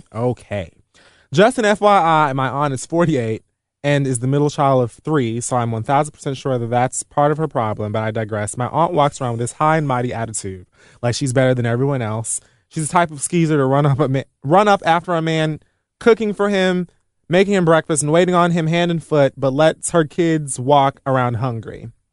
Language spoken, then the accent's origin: English; Miami, Florida, United States; now in New York, United States; being from Miami